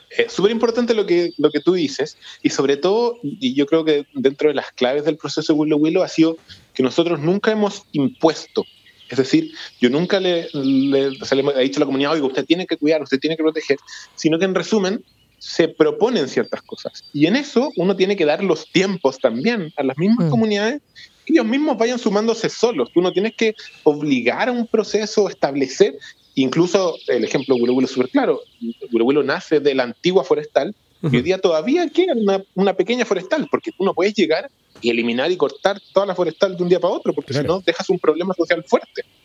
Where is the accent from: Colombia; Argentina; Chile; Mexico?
Chile; Santiago, Santiago Metropolitan Region; also born or lived in Futrono / Los Ríos Region; yo nací en Santiago, estudié en Santiago